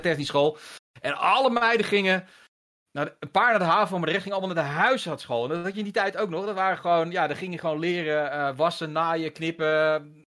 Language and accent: Dutch; Haarlem, North Holland, Netherlands; also born or lived in Hengelo; now in Heiloo, Netherlands; ik noem mezelf een Haarlemmer. Mm Alhoewel ik nu sinds kort in Heilo woon, maar ik ben een Haarlemmer. Ik heb daar 35 jaar van mijn leven doorgebracht. En eigenlijk vanaf mijn lagere school, derde klas lagere school